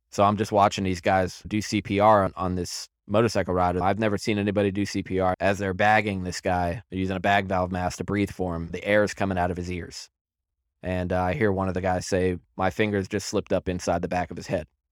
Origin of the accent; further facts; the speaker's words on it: Centreville, Virginia, United States; I was born and raised in Center Row, Virginia in nineteen eighty-three.